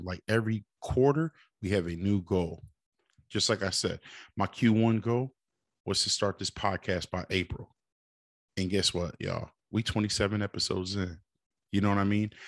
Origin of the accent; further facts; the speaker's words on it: Springfield, Massachusetts, United States; shout out to my hometown, four one three, uh, Springfield.